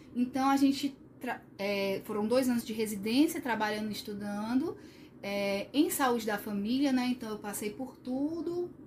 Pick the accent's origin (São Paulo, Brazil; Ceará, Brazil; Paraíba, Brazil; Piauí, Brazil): Ceará, Brazil; Sobral; sou de Sobral, né, do interior